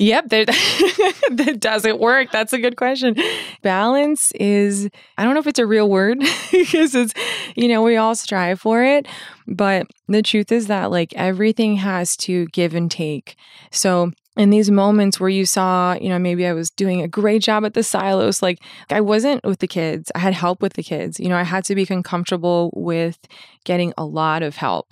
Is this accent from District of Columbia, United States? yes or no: no; Fort Lauderdale, Florida, United States; I grew up in Fort Lauderdale